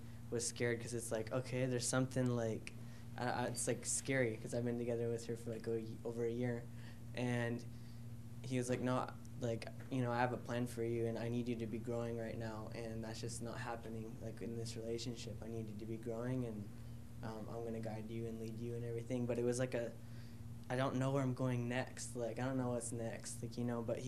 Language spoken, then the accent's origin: English; Washington, United States; moved away; I'm originally from Washington